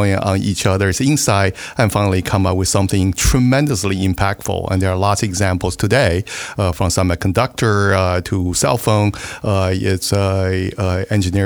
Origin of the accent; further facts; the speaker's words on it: Taiwan; moved away; I grew up in Taiwan